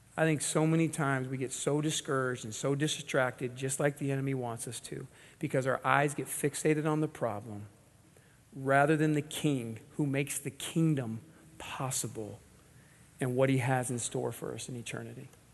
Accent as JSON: {"language": "English", "region": "Southern California", "country": "United States", "tie": "born or raised there", "said": "I grew up in Southern California"}